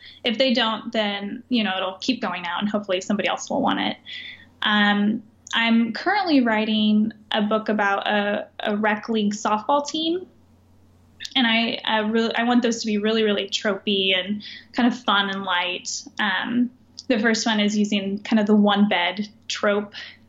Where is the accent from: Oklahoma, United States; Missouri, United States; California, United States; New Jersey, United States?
Oklahoma, United States; central; now in Alaska, United States; especially if you're from central Oklahoma like me.